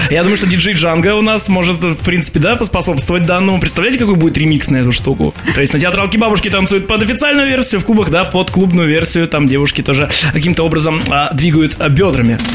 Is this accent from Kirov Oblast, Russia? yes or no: yes; Kirov, Kirov Oblast, Russia; А я вот как уроженец Филейки знаю, что у нас тоже есть разломанный фонтан на Филеечке